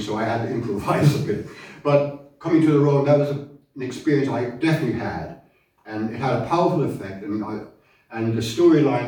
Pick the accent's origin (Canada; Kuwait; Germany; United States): Germany; moved away; I grew up in Germany, post-war Germany